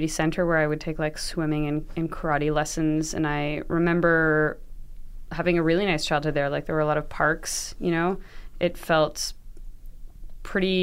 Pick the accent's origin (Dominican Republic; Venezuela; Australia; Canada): Canada; Toronto, Ontario; I grew up in the Annex